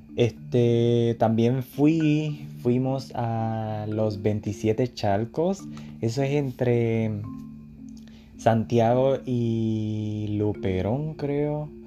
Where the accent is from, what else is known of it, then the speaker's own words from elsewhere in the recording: Puerto Rico; yo soy de Puerto Rico, el Caribe, ríos, playas, etc.